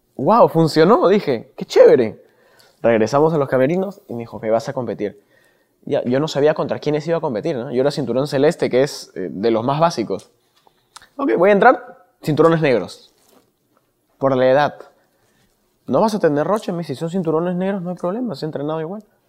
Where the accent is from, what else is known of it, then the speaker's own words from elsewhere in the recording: Lima, Peru; yo vengo de Pastaza, Breña